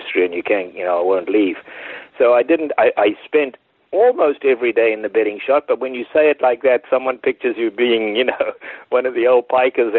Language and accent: English; South Africa; moved away as an adult; I was born in South Africa in 1952